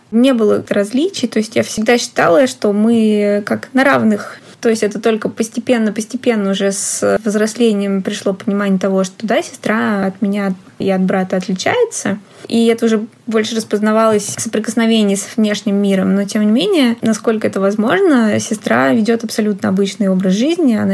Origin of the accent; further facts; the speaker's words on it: Tver, Tver Oblast, Russia; после того, как я приехала из Твери mm-hmm. учиться в университете